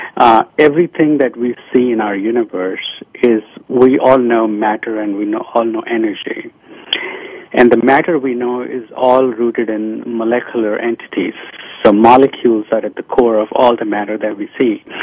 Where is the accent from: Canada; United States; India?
India; moved away as an adult; I was born in India